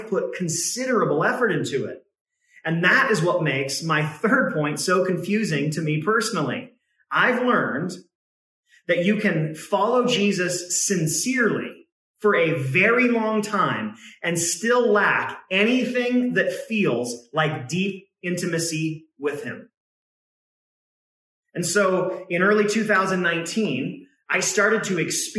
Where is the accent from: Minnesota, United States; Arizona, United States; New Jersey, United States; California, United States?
California, United States; Northern; also born or lived in Oregon; my mom and my brother and I moved from Oregon down to Northern California to be closer to my grandfather